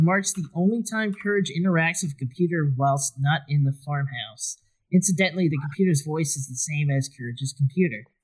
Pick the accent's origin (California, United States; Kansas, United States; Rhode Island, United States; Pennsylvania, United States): Kansas, United States; Derby; also born or lived in Wichita, Kansas; I grew up in Derby, Kansas, south of Wichita, which is where I'm living now.